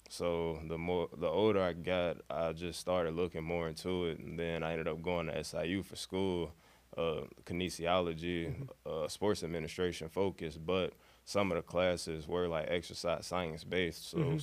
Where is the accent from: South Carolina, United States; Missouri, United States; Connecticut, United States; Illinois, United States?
Illinois, United States; Chicago; moved away as an adult; now in Carbondale, United States; growing up in Chicago, like the neighborhood I was in, I was around a lot of park districts and park areas